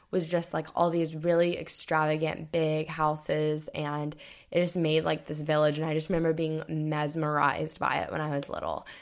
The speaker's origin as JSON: {"language": "English", "region": "Florida", "country": "United States", "tie": "born or raised there", "said": "I grew up in Florida"}